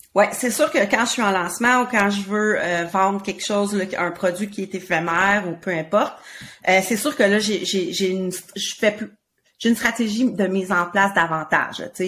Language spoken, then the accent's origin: French; Quebec, Canada; on vient du Québec